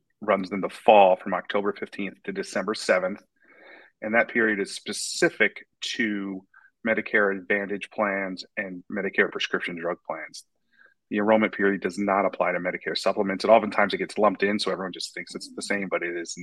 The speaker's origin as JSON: {"language": "English", "town": "North Cape May", "region": "New Jersey", "country": "United States", "tie": "born or raised there", "also_born_or_lived": "Finger Lakes, New York", "moved": "as an adult", "lives_now": "Pottstown area, Pennsylvania, United States", "said": "I originally grew up in, I'm from North Cape May, New Jersey"}